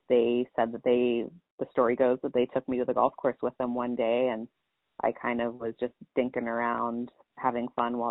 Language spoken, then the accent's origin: English; Long Beach, California, United States; moved away as an adult; now in Spokane, United States; I'm originally from the Long Beach area down in California.